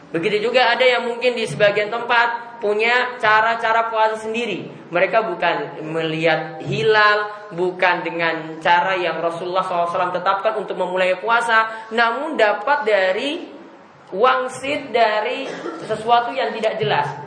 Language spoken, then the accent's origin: Indonesian; Ambon, Maluku, Indonesia; Ya, ini kalau di kampung saya di Ambon sana, mereka itu puasa hari pertama itu puasa